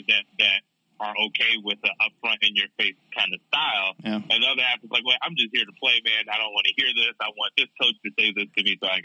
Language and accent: English; Chicago, Illinois, United States; moved away; because I'm from Chicago